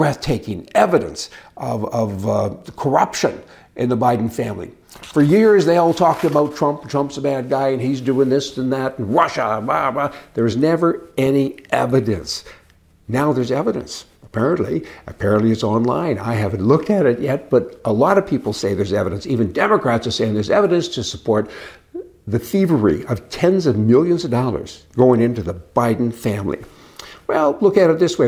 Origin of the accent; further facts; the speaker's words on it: Canada; moved away as an adult; now in United States; I'm a Canadian